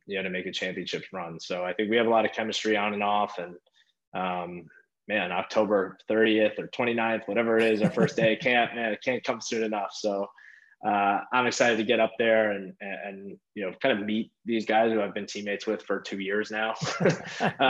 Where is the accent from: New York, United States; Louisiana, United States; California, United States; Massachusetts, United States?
New York, United States; Long Island; my hometown is right beside the Coliseum